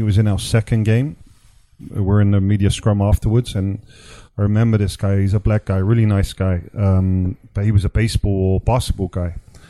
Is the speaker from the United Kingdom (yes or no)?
yes; England, United Kingdom; moved away; as an English guy